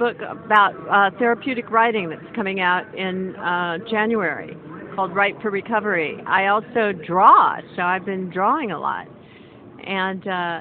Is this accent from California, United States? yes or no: yes; Beverly Hills, California, United States; also born or lived in Southeast Missouri; I'm from Southeast Missouri, the Boot Hill of Missouri. But I grew up in Beverly Hills, and I live in Santa Monica now, so I was raised in California mostly